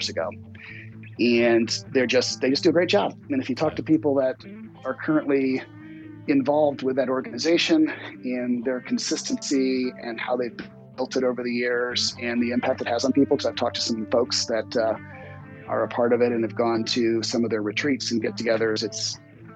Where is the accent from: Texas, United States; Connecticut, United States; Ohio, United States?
Ohio, United States; growing up in Ohio.